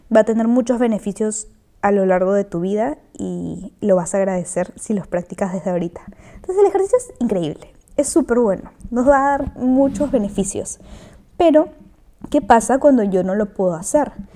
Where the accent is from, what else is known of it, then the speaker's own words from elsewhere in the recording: Peru; Soy de Perú